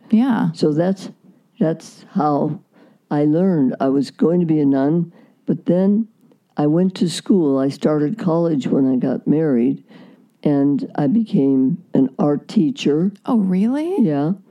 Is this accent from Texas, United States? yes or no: no; Iowa, United States; born there; now in California, United States; No, I was born in Iowa. Iowa. Okay, but you went to Cal State. We came out here. We moved out here from mm. Iowa